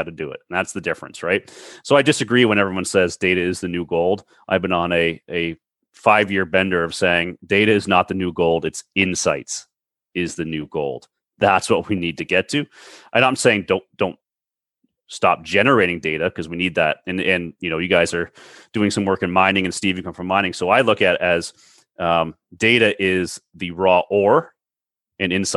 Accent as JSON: {"language": "English", "town": "Toronto", "region": "Ontario", "country": "Canada", "said": "I'm from the Toronto area"}